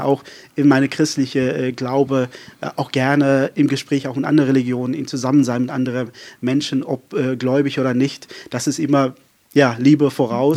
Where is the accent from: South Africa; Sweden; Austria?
South Africa; Saron, Western Cape; first language Afrikaans; German is a second language; also born or lived in Berlin, Germany; now in Wiesmoor, Germany; ich äh, komme ja aus Südafrika. Äh, ich bin in Südafrika aufgewachsen.